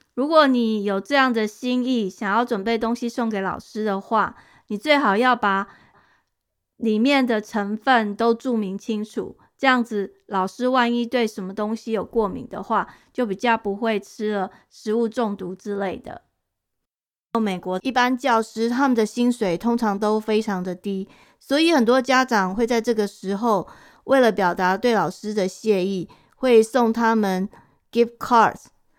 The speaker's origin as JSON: {"language": "Chinese", "country": "Taiwan", "tie": "born or raised there", "moved": "yes", "said": "我小时候在台湾"}